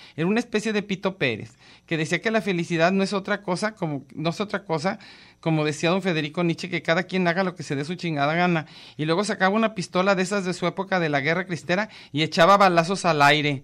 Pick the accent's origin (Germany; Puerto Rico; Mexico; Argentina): Mexico